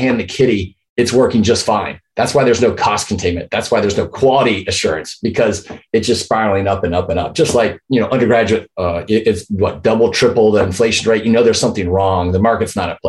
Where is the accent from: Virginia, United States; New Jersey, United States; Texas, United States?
Texas, United States; Houston; moved away as an adult; also born or lived in Chicago / San Antonio; I grew up in Houston, met my high school sweetheart in the senior year